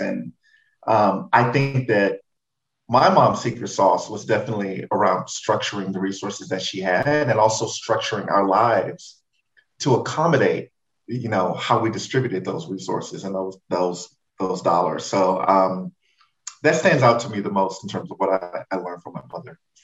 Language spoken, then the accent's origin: English; Houston, Texas, United States; my fondest memories of growing up in Third Ward